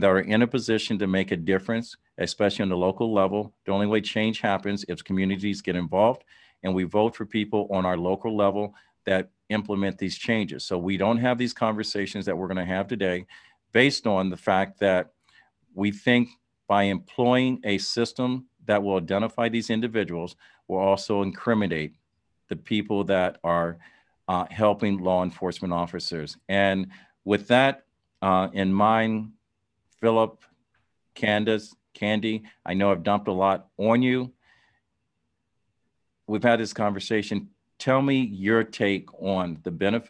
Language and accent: English; Dayton, Ohio, United States; born or raised there